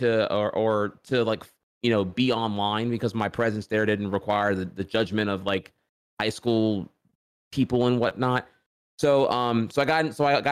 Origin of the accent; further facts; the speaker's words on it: rural Louisiana, United States; also born or lived in Orlando, Florida; So I was born in Orlando, Florida, but parents divorced, and long story short, my mom won full custody and we moved back to where she's from, which is Louisiana. And and I went from like, you know, metropolis Orlando, full of diversity, to like small town rural Louisiana.